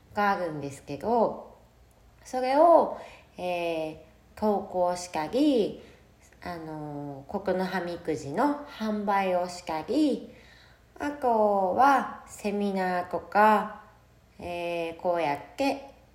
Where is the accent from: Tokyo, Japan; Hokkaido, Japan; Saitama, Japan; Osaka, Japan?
Hokkaido, Japan; Sapporo; moved away as an adult; now in Miyakojima, Japan; 生まれも育ちも北海道の札幌で育ちました。